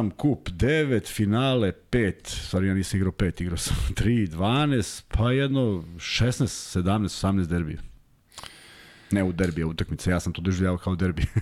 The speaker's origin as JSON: {"language": "Croatian", "region": "Belgrade", "country": "Serbia", "tie": "born or raised there", "also_born_or_lived": "Belgium", "said": "ja sam odrastao kod Vukovog spomenika i izlazio sam u taj parkić da se igram od, od nulte godine."}